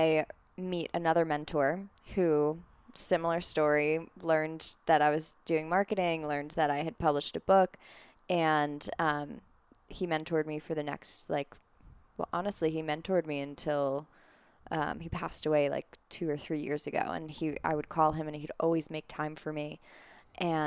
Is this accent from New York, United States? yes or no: yes; Long Island, New York, United States; moved away as an adult; now in Colorado, United States; I grew up on Long Island